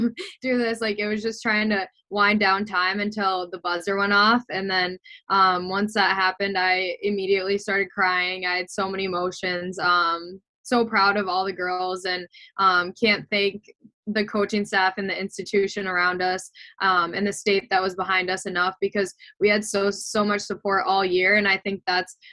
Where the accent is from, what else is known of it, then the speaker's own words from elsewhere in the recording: Minnesota, United States; moved away as an adult; growing up in Minnesota